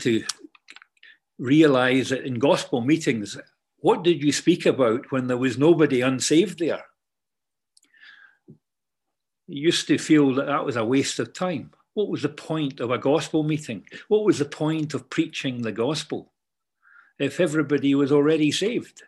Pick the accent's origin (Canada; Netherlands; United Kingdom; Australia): United Kingdom; Kirkintilloch, Scotland; moved away; growing up in the Church of God up in Scotland in Kirkintilloch